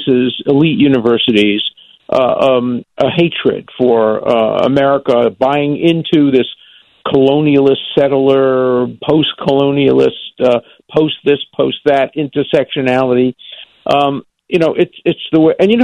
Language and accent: English; New York City, New York, United States; moved away as an adult; I grew up in Brooklyn, in Borough Park.